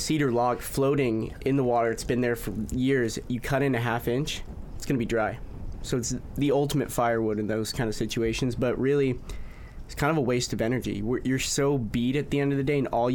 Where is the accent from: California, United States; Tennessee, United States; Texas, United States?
California, United States; we're from California